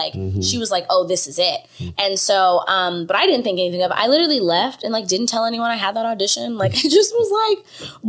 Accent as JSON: {"language": "English", "town": "Bakersfield", "region": "California", "country": "United States", "tie": "born or raised there", "also_born_or_lived": "Atlanta", "moved": "as an adult", "lives_now": "Los Angeles, United States", "said": "I'm originally from Bakersfield, California"}